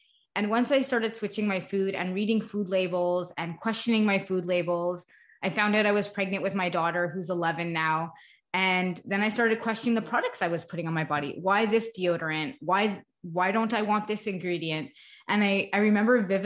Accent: Canada; also born or lived in Montreal, Canada / Augusta, Georgia, United States; I live in Montreal, Canada, so I'm Canadian, but for about 4 years, we lived in the United States

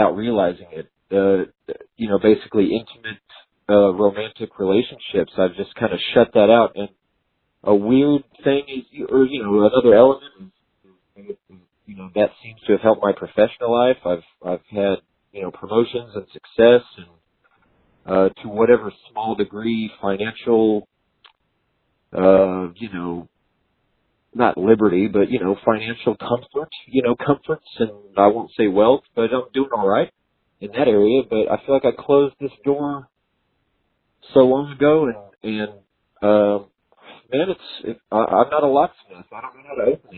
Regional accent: Texas, United States; I was born and raised in Texas, and you know, I'm still here in Texas

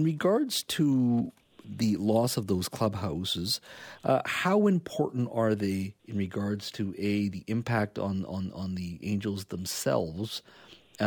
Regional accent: Williams Lake, British Columbia, Canada; where I grew up in Williams Lake

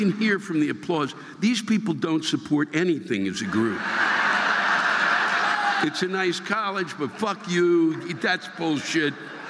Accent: Brooklyn, New York, United States; Well, wait, I'm from Brooklyn. What the fuck do I know?

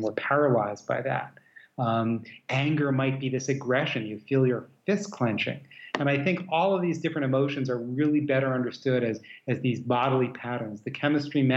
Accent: New York, United States; moved away; also born or lived in Midwest / West Coast / American South / Europe; I grew up in New York, very multicultural place

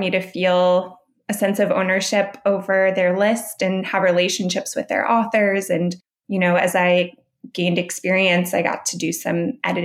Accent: St. Louis, Missouri, United States; moved away as an adult; now in New York, United States; I grew up in St. Louis, Missouri

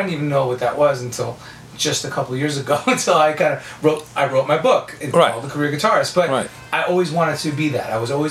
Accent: New York, United States; moved away; also born or lived in Florida; I was living in Florida at the time, moved from New York. I grew up in New York, moved to Florida.

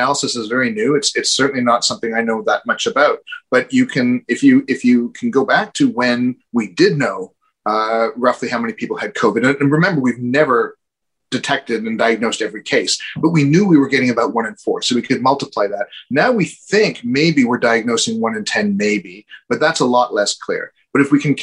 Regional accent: Canada; as a Canadian

